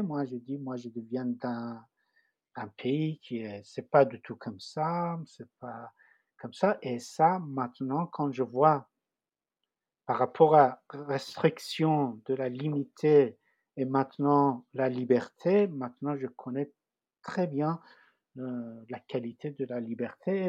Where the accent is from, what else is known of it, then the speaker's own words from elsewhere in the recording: Tehran, Tehran Province, Iran; French is a second language; moved away as an adult; also born or lived in Paris, France; now in France; Je viens de Téhéran, la capitale d'Iran